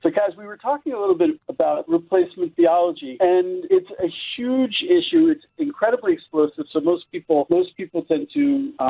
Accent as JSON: {"language": "English", "country": "United States", "tie": "born or raised there", "moved": "yes", "lives_now": "Israel", "said": "I grew up in America, and I really, even though I grew up in a place that was, of course, majority Christian, I knew nothing about Christianity."}